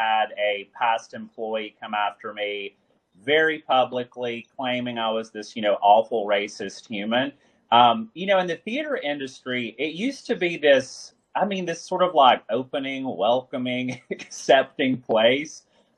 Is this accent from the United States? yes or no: yes; Alabama, United States; moved away as an adult; also born or lived in Massachusetts / New York / Georgia; now in Florida, United States; I was born in Alabama, like in the country. You know, growing up in the sticks of Alabama, I always wanted to get out. But it's funny, now my paths have brought me back to more rural communities.